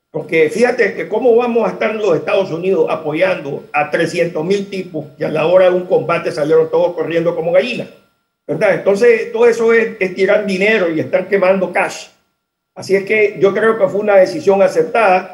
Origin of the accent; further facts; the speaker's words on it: Nicaragua; moved away; yo soy exiliado nicaragüense y sigo siendo exiliado nicaragüense